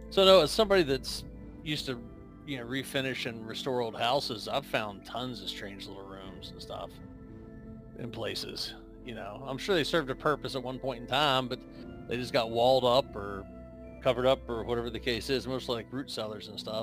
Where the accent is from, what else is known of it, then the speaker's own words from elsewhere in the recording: West Virginia, United States; I'm from the mountains of West Virginia.